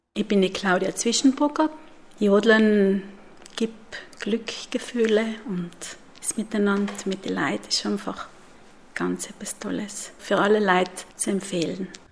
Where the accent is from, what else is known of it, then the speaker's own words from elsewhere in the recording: Merano, Trentino-Alto Adige, Italy; ich komme aus Meran